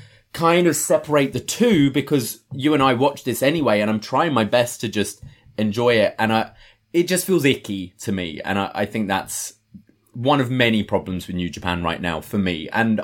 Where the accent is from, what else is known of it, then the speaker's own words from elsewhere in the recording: United Kingdom; maybe that comes from being British, so the kind of culture difference isn't so huge.